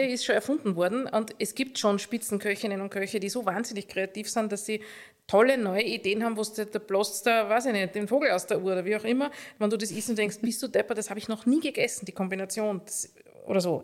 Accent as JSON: {"language": "German", "region": "Upper Austria", "country": "Austria", "moved": "yes", "lives_now": "Vienna, Austria", "said": "als Oberösterreicherin"}